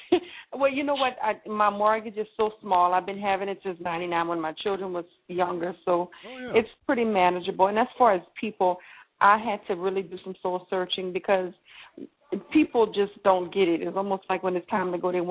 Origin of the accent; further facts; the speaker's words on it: Louisiana, United States; I'm from Louisiana.